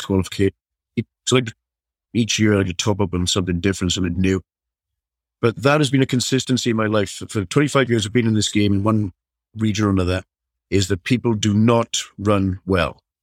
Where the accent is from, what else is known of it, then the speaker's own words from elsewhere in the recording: South Wales, United Kingdom; I'm from South Wales, so you, you, you kind of brought up playing rugby or nothing